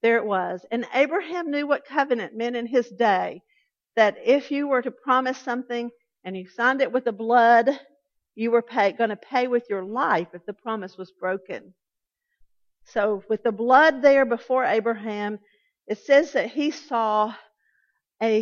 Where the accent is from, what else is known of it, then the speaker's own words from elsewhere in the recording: Atlanta, Georgia, United States; I grew up Southern Baptist in South Atlanta.